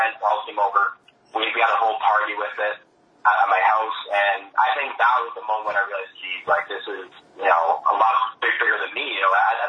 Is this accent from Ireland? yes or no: no; Canada